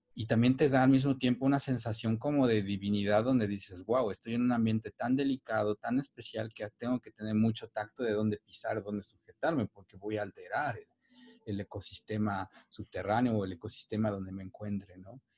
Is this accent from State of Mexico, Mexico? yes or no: no; Cuetzalan, Puebla, Mexico; yo soy originario de Cuetzalan, es un pueblo mágico que se encuentra en la Sierra Nororiental de Puebla